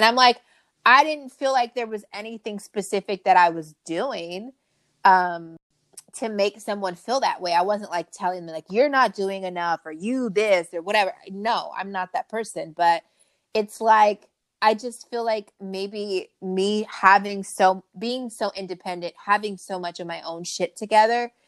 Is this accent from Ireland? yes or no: no; Long Beach, California, United States; I grew up in Long Beach. I grew up kind of in the hood